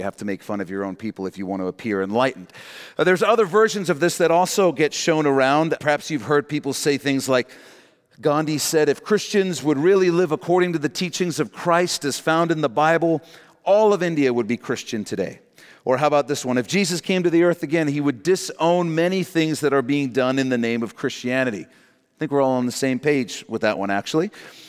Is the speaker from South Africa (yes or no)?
yes; South Africa; I grew up in that in South Africa, actually.